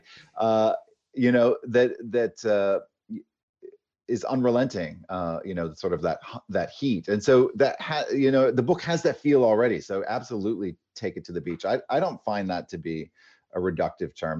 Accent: Maine, United States; also born or lived in Los Angeles; now in Palm Springs, United States; as a kid growing up in Maine

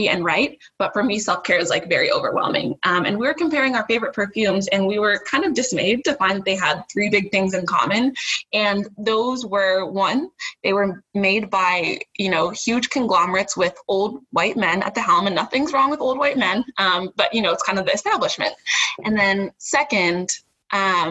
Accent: Ohio, United States; moved away as an adult; also born or lived in New Hampshire; So we are both from Ohio, grew up there, but born to a Jamaican immigrant mother

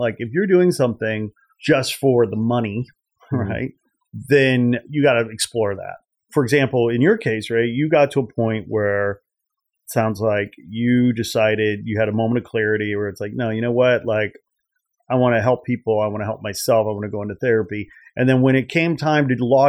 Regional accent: outside Chicago near Gary, Indiana, United States; I grew up in the Midwest outside Chicago near Gary, Indiana

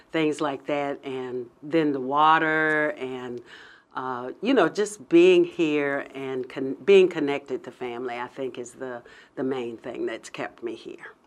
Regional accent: Hampton, Virginia, United States; also born or lived in Pennsylvania; I grew up in Hampton, and I, uh, went to undergrad at Hampton

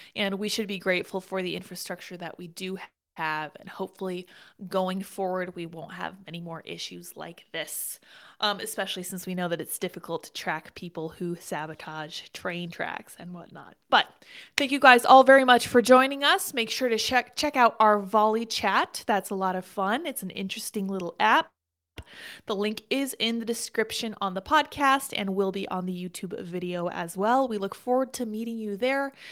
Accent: Colorado, United States; I'm from Colorado

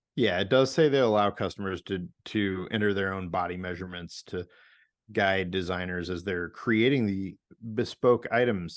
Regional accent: St. Louis, Missouri, United States; now in Portland, United States; my hometown of Saint Louis, Missouri.

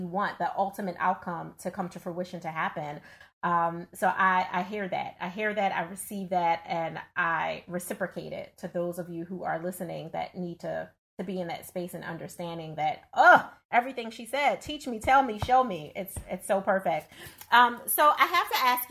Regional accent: Philadelphia, Pennsylvania, United States; I'm not a New Yorker by background. I'm born and raised in Philadelphia

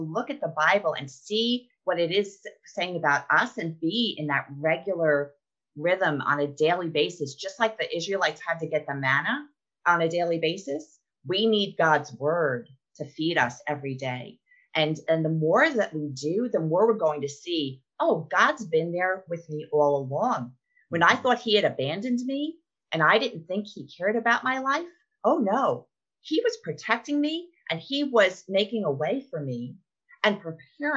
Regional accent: New York, United States; now in Arkansas, United States; before I moved to Arkansas, and I'm from New York

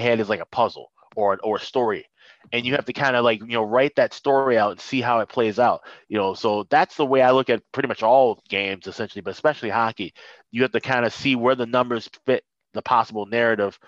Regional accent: Chicago, Illinois, United States; moved away as an adult; also born or lived in St. Paul, Minnesota; I'm born and raised in Chicago

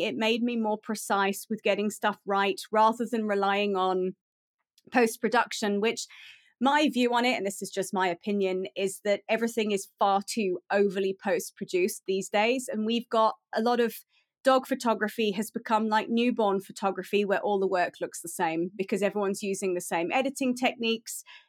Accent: United Kingdom; moved away as an adult; now in South Africa; I am British. I grew up in the U K, and I moved to South Africa in two thousand and nine.

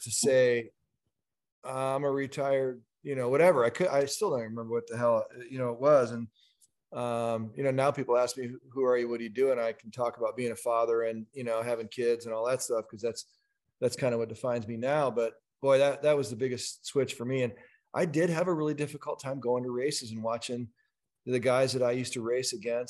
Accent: United States; as Americans

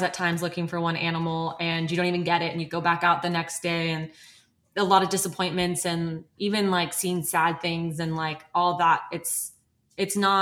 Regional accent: United States; born and raised in America

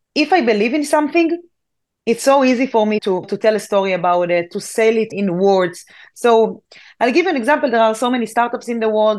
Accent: Israel; I'm from Israel. So in Israel, we must join the army.

